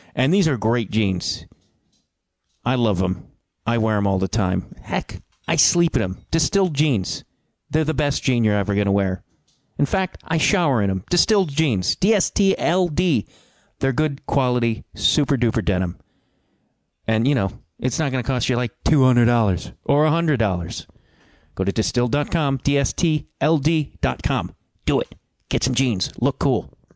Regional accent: Midwest, United States; also born or lived in Chicago; I'm a Midwesterner

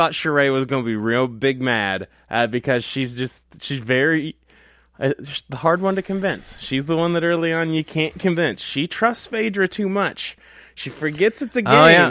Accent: Kansas City, Missouri, United States; We're two comedians from Kansas City

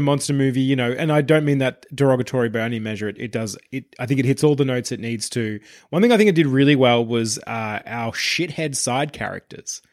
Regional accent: Traralgon, Victoria, Australia; growing up in Traralgon

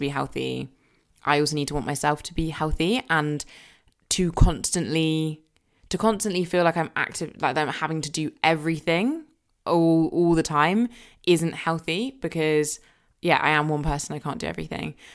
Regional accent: Surrey, South East England, United Kingdom; also born or lived in Jamaica; growing up in Surrey where I grew up

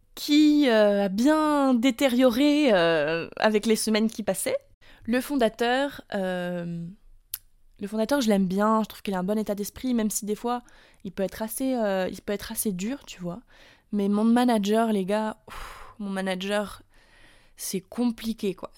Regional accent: France; now in United States; je suis française, que ça fait six ans que j'habite aux États-Unis

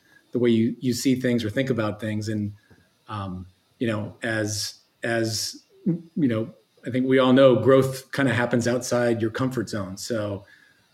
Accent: Eugene, Oregon, United States; also born or lived in New Orleans, Louisiana; we grew up in Eugene, Oregon

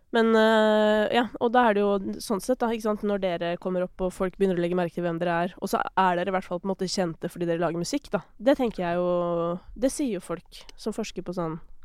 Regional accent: Kolbotn, Akershus, Norway; jeg er fra Kolbotn.

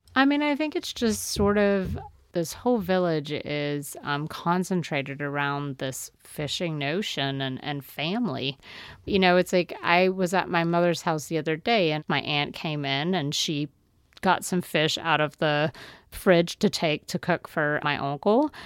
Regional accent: the Bayou, Louisiana, United States; learned from my aunts growing up on the Bayou

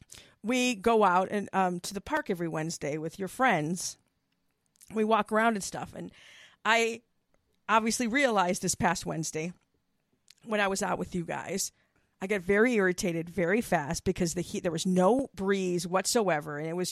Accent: Wisconsin, United States; My thing is, look, I came from Wisconsin. So, yeah, there's, I mean, we dealt with snow. I didn't love living in the freaking cold and snow and all that.

